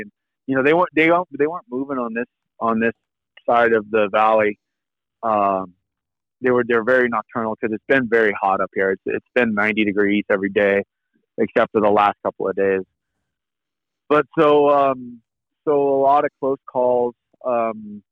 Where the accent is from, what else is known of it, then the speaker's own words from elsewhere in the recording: California, United States; I was from California.